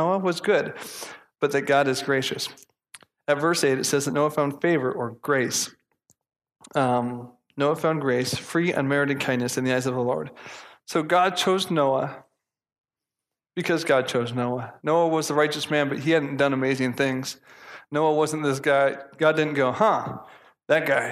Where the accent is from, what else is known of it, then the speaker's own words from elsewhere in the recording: United States; I'm American